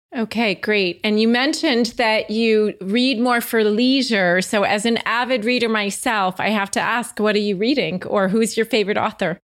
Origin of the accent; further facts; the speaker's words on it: New Jersey, United States; moved away; also born or lived in Houston; I'm from the Northeast, the New Jersey area